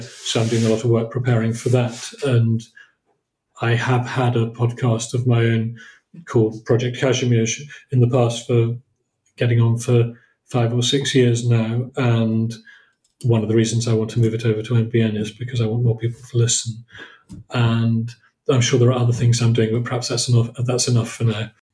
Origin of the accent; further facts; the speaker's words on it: Oxford, South East England, United Kingdom; moved away as an adult; also born or lived in Cambridge / Poland; my background is I came from I came from Oxford, moved to Cambridge in 1985